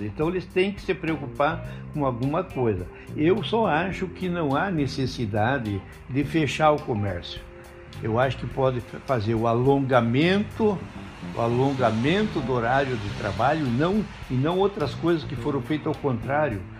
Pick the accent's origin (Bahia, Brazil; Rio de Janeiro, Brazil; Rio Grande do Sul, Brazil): Rio Grande do Sul, Brazil; Ibirubá; moved away as an adult; also born or lived in Barros Cassal; now in Santo Ângelo, Brazil; Nasci em Barros Cassal, uma pequena cidade perto de Soledade, na época pertencia a Soledade. É, e como meu pai era pastor, ele recebeu um chamado para Ibirubá, então foi em Ibirubá que eu é, convivi a minha adolescência